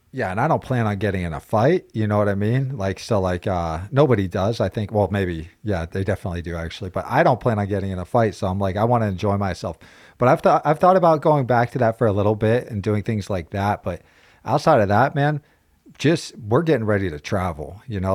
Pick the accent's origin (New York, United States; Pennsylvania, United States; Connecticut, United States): Pennsylvania, United States; moved away; growing up in Pennsylvania, wrestling was the base.